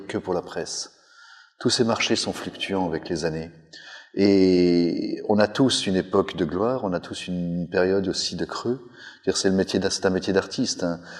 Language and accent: French; Savoie, Auvergne-Rhône-Alpes, France; en tant que Savoyard